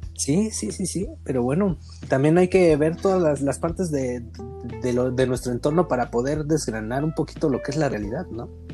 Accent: Guadalajara, Jalisco, Mexico; nosotros como sociedad tapatía

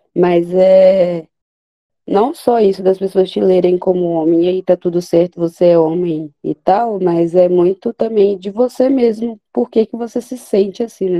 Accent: Minas Gerais, Brazil; E sou mineiro.

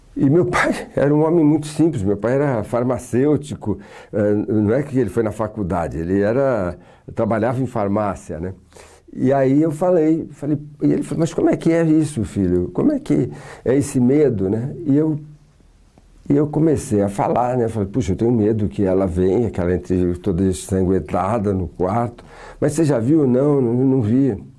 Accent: Santos, São Paulo, Brazil; Eu sou de Santos

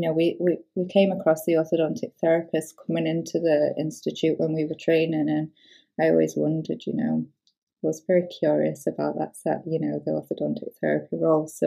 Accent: York, Yorkshire and the Humber, United Kingdom; moved away as an adult; now in Edinburgh, United Kingdom; I'm from York, South Yorkshire

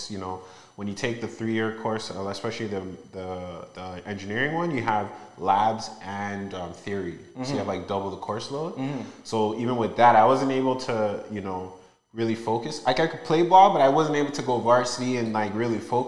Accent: Toronto, Ontario, Canada; also born or lived in Malton; I grew up in Toronto, born and raised

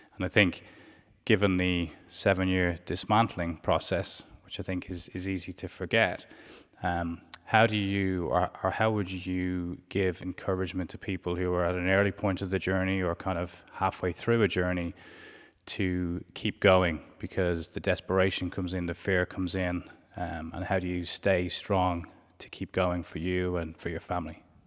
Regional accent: Ireland; from Ireland

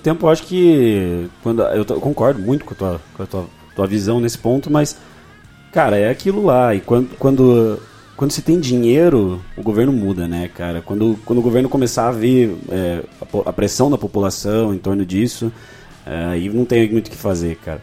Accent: Irati, Paraná, Brazil; Eu sou de Irati, uma cidade aqui do lado

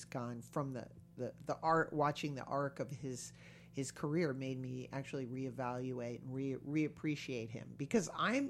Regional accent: East Coast, United States; I'm from the East Coast. Yeah. I was in New York.

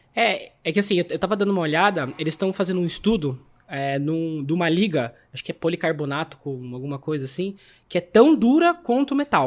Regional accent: São Pedro, São Paulo, Brazil; Na nossa cidade, né? Que a gente é de São Pedro, Águas de São Pedro

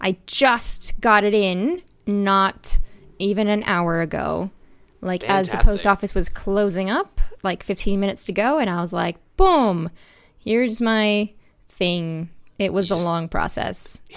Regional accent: Wisconsin, United States; born there; Yeah, I was born in Wisconsin. I had beautiful years looking at cows.

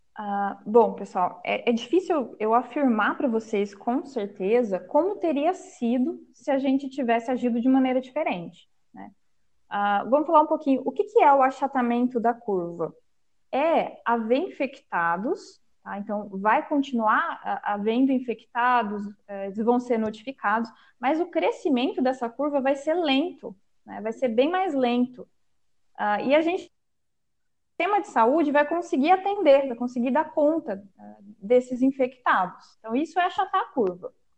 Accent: Northwest São Paulo, Brazil; a região é, da minha cidade natal é o Noroeste Paulista

